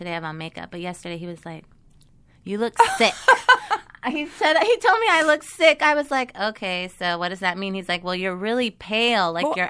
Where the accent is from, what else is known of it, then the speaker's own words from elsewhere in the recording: Seattle, Washington, United States; moved away as an adult; now in Los Angeles, United States; I'm originally from Seattle.